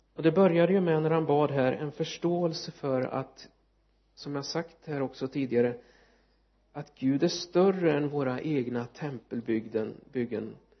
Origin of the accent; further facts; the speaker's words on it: Linköping, Östergötland, Sweden; det är min hemstad eh, eller ja kommun Linköping